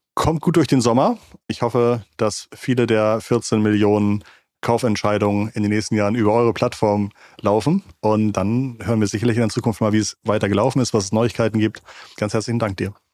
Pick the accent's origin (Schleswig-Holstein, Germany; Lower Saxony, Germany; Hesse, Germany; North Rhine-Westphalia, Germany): Schleswig-Holstein, Germany; Ich komme aus Schleswig-Holstein, ich komme vom Dorf